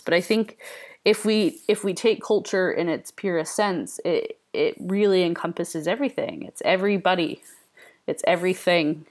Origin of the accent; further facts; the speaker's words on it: United States; moved away as an adult; now in United Kingdom; I am an American in British culture, British slash Scottish culture